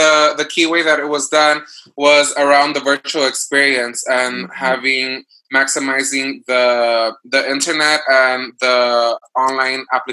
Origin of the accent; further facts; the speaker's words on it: Los Angeles, California, United States; moved away as an adult; also born or lived in Amherst; I relocated to my hometown, Los Angeles